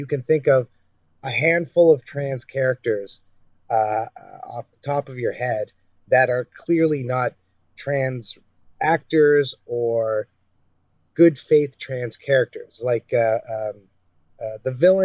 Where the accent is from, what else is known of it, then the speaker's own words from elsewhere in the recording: Canada; I'm a Canadian journalist